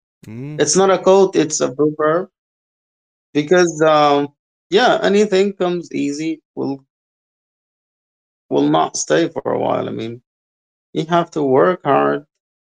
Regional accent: Egypt; I'm from Egypt.

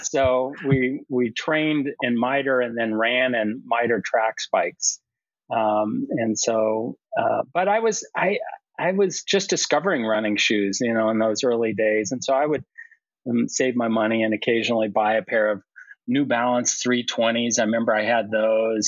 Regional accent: Colorado, United States; moved away as an adult; now in Boston area, United States; I grew up in Colorado

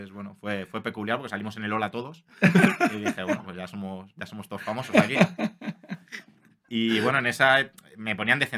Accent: Madrid, Community of Madrid, Spain; yo soy aquí de Madrid, de la ciudad de Los Ángeles, es una zona de Villaverde, ni entre Villaverde Bajo y Villaverde Alto, digamos.

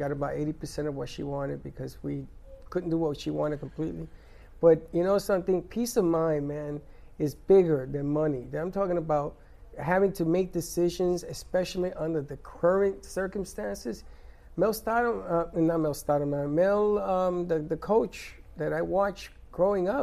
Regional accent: New York City, New York, United States; I'm from the South Bronx

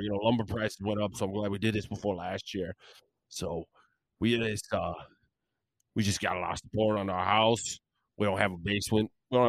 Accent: Virginia, United States; I personally hate the royal family because I'm from Virginia. We don't have royalty in Virginia.

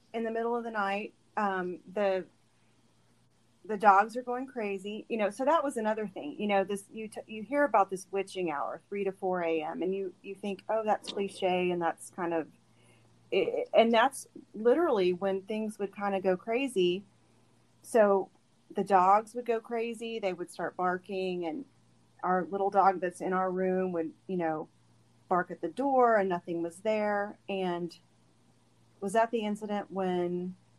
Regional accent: Bixby, Oklahoma, United States; i am a native oklahoman i grew up in bixby

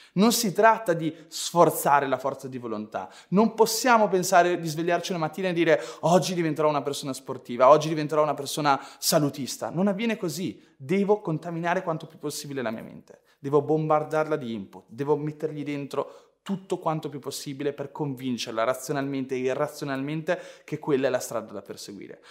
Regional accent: Ferrara, Emilia-Romagna, Italy; io sono nato a Ferrara

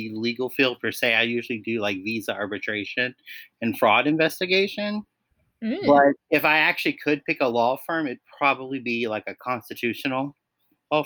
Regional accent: Virginia, United States; I'm from Virginia.

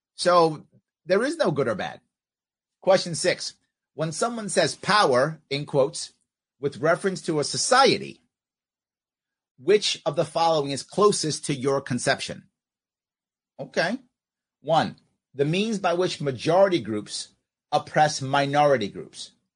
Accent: New York City, New York, United States; Where I grew up in New York City, very few Native Americans

